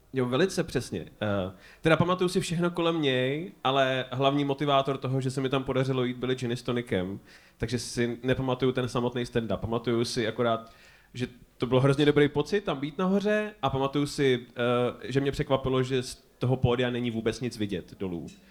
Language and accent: Czech; Prague, Czechia; my jako Pražáci